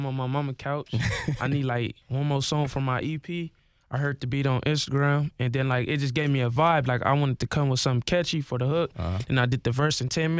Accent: Los Angeles, California, United States; I'm from Watts, L.A.

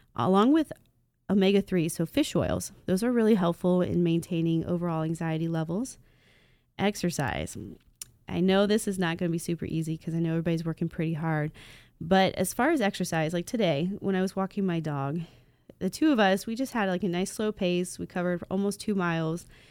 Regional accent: Dayton, Ohio, United States; I'm from North Dayton. Uh, so Inglewood, Vandalia, Huber Heights, those are my stomping grounds. Even into Beaver Creek and Fairfield, that's everywhere I grew up

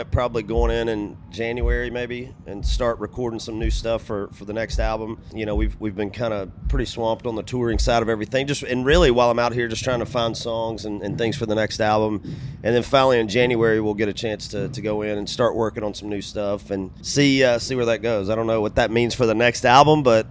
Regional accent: Georgia, United States; My station in my hometown of Georgia

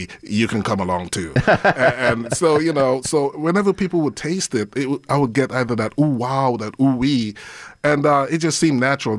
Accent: St. Kitts & Nevis; also born or lived in England; I actually grew up in St. Kitts. I was born in England, but I spent most of my time in St. Kitts.

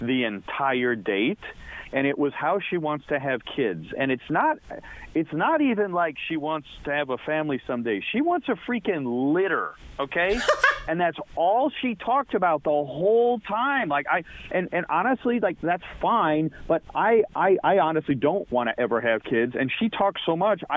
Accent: Troy, Ohio, United States; I'm from Troy. I have German parents

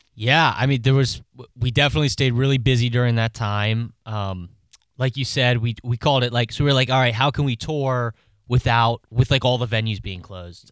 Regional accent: Maryland, United States; I'm from Maryland

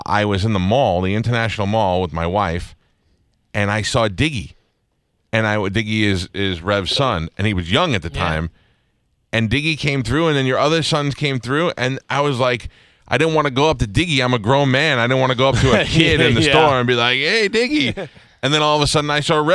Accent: New York, United States; I grew up in New York

